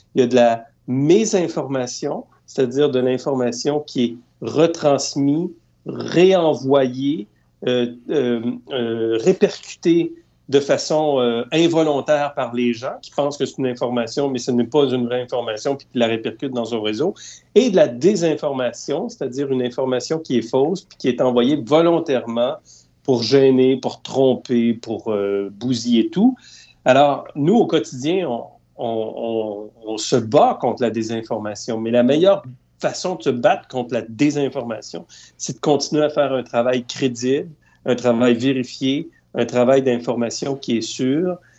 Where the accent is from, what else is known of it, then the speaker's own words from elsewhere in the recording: Eastern Townships, Quebec, Canada; je viens de la région des Cantons de l'Est parce que j'ai grandi dans cette région-là